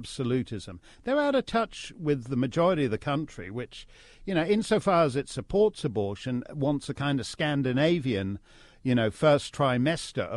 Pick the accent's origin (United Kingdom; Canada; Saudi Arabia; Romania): Canada; as a Canadian